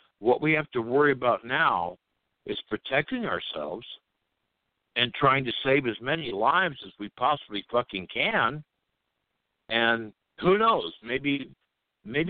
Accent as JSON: {"language": "English", "country": "United States", "said": "I'm American"}